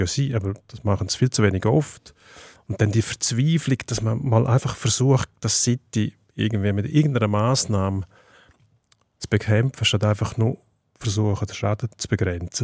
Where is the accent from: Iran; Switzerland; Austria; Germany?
Switzerland; bei uns in der Schweiz